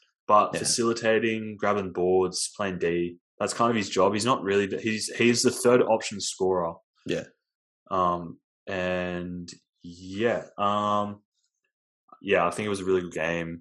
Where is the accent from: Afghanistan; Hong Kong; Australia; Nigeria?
Australia; we're sensitive Australian basketball fans